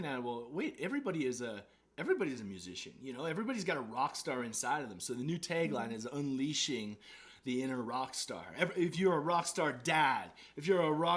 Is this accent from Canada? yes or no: yes; Canada; being a Canadian kid